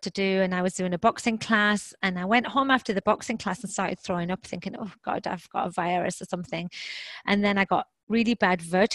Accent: England, United Kingdom; also born or lived in Boston / Toronto; now in Houston, United States; I am English, British, or however you want to say it, and I now live in Texas

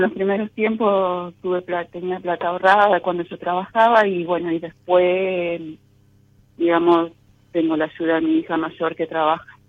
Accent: San Salvador, Entre Ríos, Argentina; San Salvador, Entre Ríos

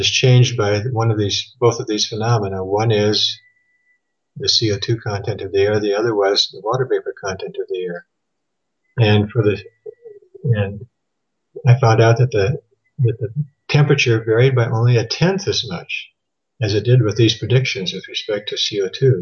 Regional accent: Thief River Falls, Minnesota, United States; born or raised there; moved away as an adult; also born or lived in Phoenix, Arizona

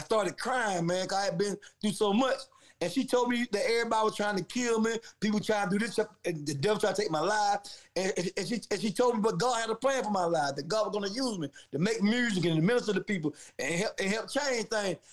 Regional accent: Valdosta, Georgia, United States; also born or lived in Atlanta, Georgia / Ohio; I'm from Valdosta, Georgia. Um, I'm a country boy who grew up in the streets.

